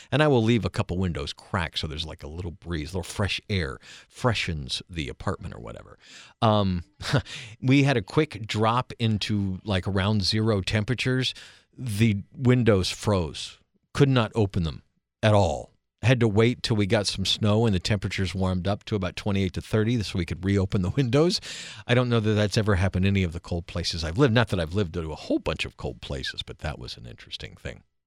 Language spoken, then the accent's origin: English; East Coast, United States; moved away as an adult; also born or lived in Central time zone, United States; now in Alaska, United States; born and raised in the East Coast and East time zone, and other than a few years in Central haven't really lived in other time zones